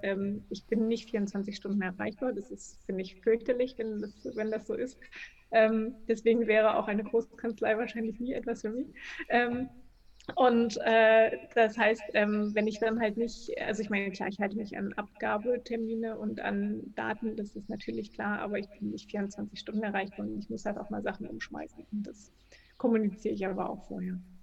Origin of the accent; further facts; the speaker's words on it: Berlin, Germany; also born or lived in Chemnitz; Also ich komme halt ursprünglich aus Berlin, also nicht geboren, aber lebe schon 100 Jahre hier gefühlt